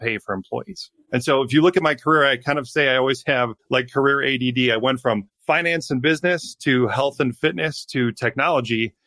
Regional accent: Wisconsin, United States; I grew up in Wisconsin in a small town of 2,500 people

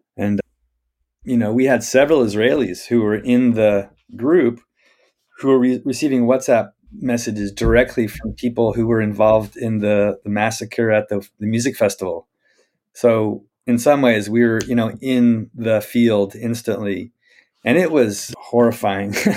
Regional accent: Spokane, Washington, United States; I grew up in Spokane, Washington

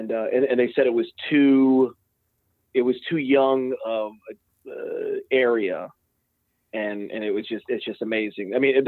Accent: Houston, Texas, United States; So I grew up in Houston, and you know, this is the oil and gas city and everything.

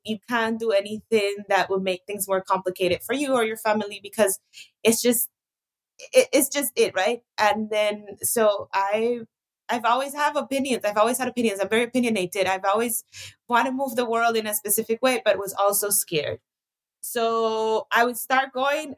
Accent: Costa Rica; growing up in Costa Rica, we grew up privileged in the sense that there wasn't any censorship per se

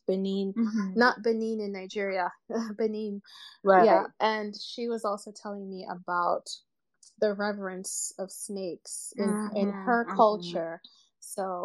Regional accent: Uganda; I'm from Uganda

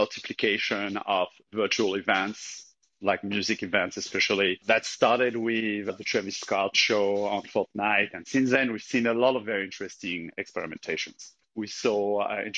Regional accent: French Alps, France; I'm from the French Alps, so I grew up in an environment with a lot of space, a lot of nature.

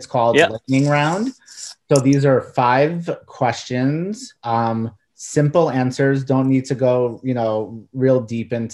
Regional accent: New York, United States; I grew up in New York, and I rooted for the Mets

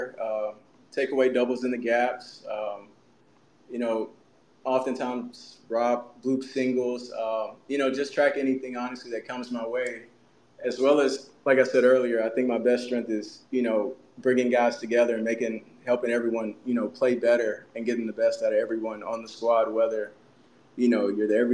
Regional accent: Memphis, Tennessee, United States; growing up in Memphis

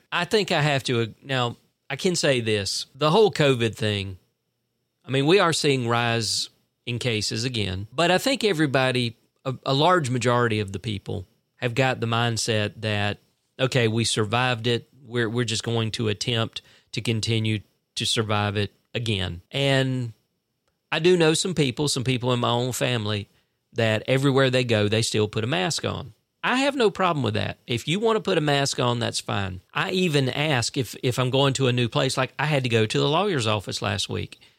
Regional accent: South Central Georgia, United States; I tell 'em I'm from South Central Georgia

